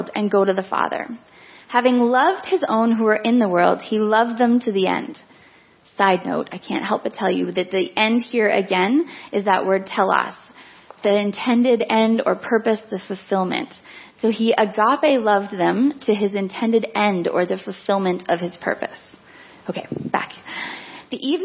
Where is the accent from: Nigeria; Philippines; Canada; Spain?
Canada; Vancouver, British Columbia; moved away as an adult; also born or lived in Toronto; Growing up in Vancouver